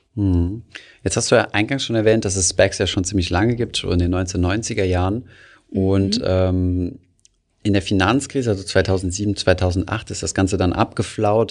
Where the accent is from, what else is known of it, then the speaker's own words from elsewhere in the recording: Germany; bei uns in Deutschland